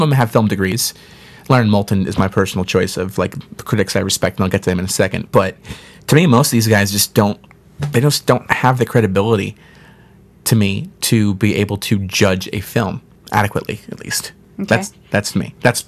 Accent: Ireland; We're both Irish, so it's like...

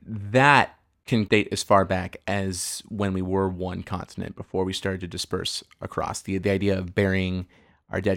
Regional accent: Northern California, United States; we are from Northern California

